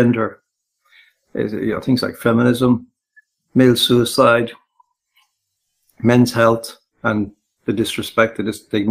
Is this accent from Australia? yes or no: no; Castlerea, County Roscommon, Ireland; moved away; I come from West Roscommon, very close to both the Mayo and the Galway borders, a town called Castlereagh. And I grew up there, went to school there